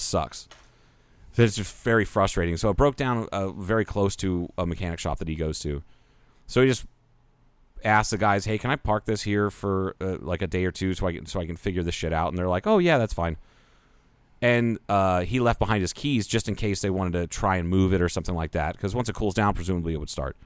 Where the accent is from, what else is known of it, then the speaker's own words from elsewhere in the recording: Ohio, United States; now in Kingman, Arizona, United States; I grew up with in Ohio